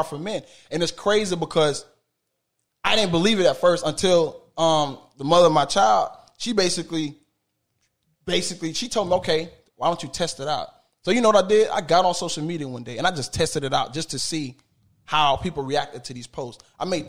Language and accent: English; Miami, Florida, United States; now in Orlando, United States; I'm from Miami, bro. I'm from Miami, bro. Like, the neighborhood that I'm from was not a good neighborhood